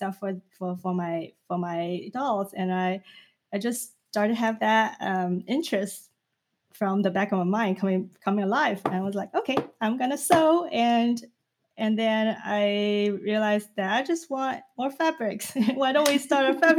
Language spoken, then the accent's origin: English; China; moved away as an adult; now in United States; when I came to United States to study when I was 20 from China